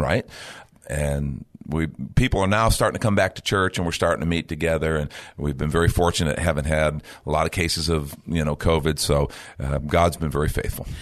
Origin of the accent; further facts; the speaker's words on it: Chicago, Illinois, United States; where I grew up in Chicago